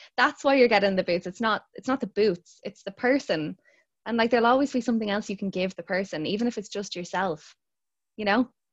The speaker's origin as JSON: {"language": "English", "town": "Dublin", "region": "Leinster", "country": "Ireland", "tie": "born or raised there", "said": "I'm from Ireland. I live in Dublin. I've grown up in Dublin"}